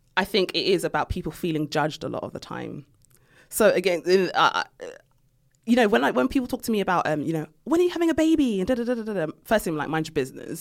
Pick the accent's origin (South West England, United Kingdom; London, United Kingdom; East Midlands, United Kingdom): London, United Kingdom; I grew up in Tottenham